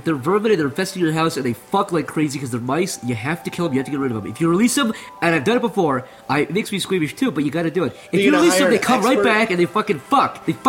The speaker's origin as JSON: {"language": "English", "region": "Midwest", "country": "United States", "said": "I'm from the Midwest"}